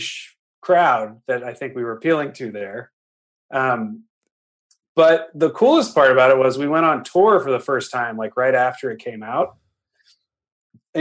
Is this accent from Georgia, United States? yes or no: no; the Bay Area, California, United States; We grew up in the Bay.